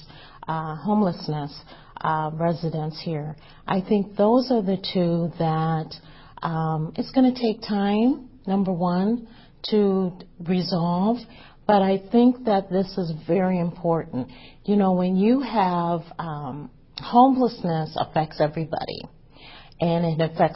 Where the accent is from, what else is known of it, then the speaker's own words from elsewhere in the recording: Madison, Wisconsin, United States; I was born and raised in Madison